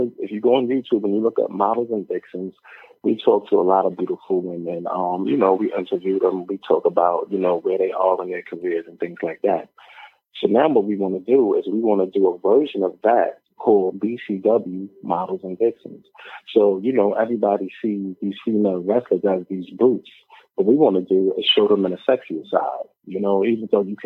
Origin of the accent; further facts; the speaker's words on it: New York City, New York, United States; I am from Brownsville